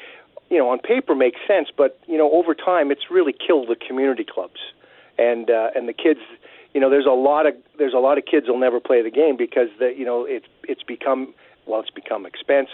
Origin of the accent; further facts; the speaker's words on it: Winnipeg, Manitoba, Canada; I grew up on Strathcona Street in the West End. I was 8 days a week at Clifton Community Club